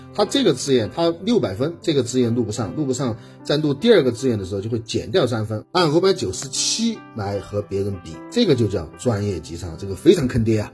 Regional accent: Guizhou, China; 作为一个贵州人

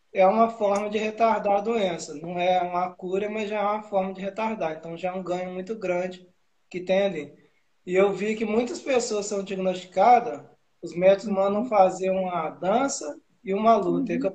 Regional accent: Ubá, Minas Gerais, Brazil; sou de Ubá, Minas Gerais, tenho 35 anos

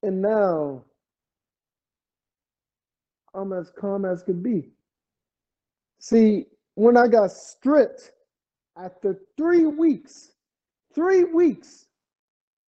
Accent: Oakland, California, United States; I walk it, I breathe it, I have lived it. It stays with me all the time. I am proud to say that I'm from Oakland.

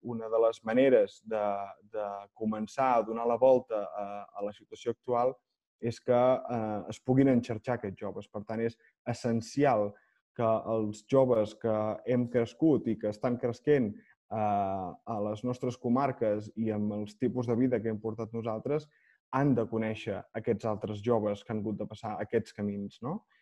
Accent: Olot, Catalonia, Spain; sóc d'Olot

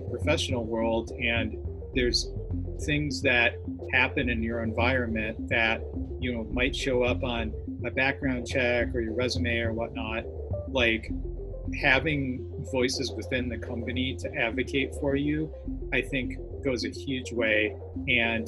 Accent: Milwaukee, Wisconsin, United States; now in New York, United States; I grew up in Milwaukee

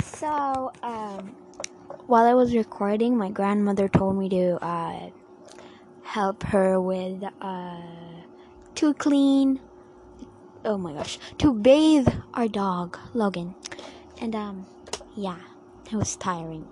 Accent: Philippines; I'm a Filipino and I mean I'm Asian myself

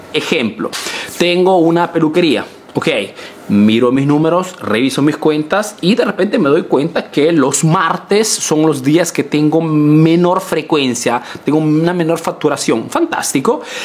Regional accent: Peru; now in Italy

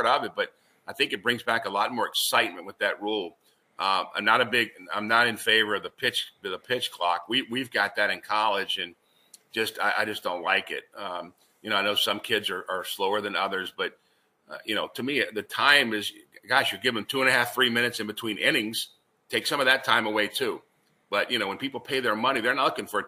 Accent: Richmond, Virginia, United States; moved away as an adult; also born or lived in Raleigh, North Carolina / Valparaiso, Indiana; I grew up in Richmond, so I know a lot of people here too

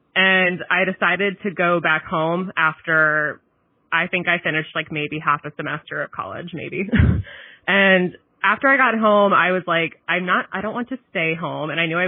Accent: Philadelphia, Pennsylvania, United States; moved away as an adult; also born or lived in Minnesota; now in Ohio, United States; I was born in Minnesota, but I was raised in the suburbs of Philadelphia.

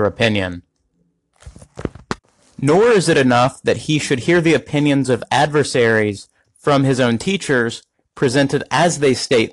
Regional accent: United States; as an American

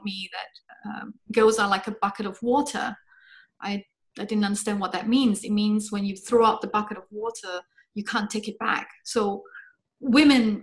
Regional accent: Singapore; I grew up in Singapore. I was born there

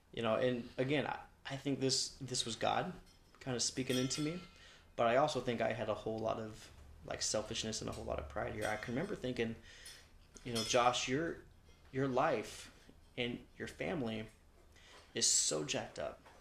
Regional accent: Long Beach, California, United States; I was born in Long Beach

